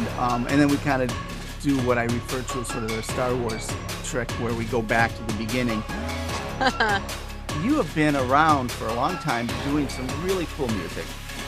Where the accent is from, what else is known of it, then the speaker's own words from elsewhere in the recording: Rockford, Illinois, United States; I grew up in Rockford back in the 80s.